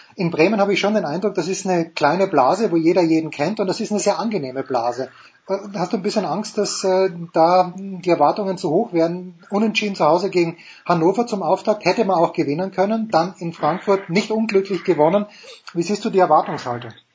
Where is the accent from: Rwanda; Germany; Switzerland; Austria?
Austria; Ich bin bekennender Fan von Sturm Graz, bin Österreicher